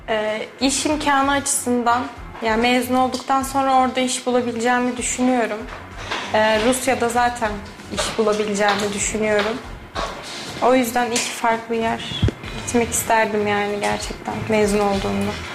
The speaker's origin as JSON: {"language": "Turkish", "region": "Balıkesir", "country": "Turkey", "moved": "as an adult", "lives_now": "Kayseri, Turkey"}